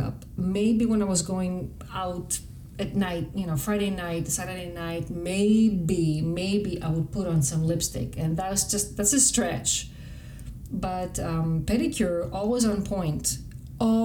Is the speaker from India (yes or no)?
no; Greece; English is a second language; moved away; as I was growing up in Greece